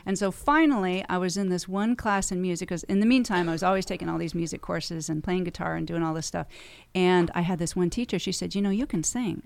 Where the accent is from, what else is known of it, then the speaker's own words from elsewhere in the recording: Encinitas, California, United States; moved away as an adult; also born or lived in Carlsbad, California / Escondido, California / Los Angeles, California; I was born and raised on the beach in Encinitas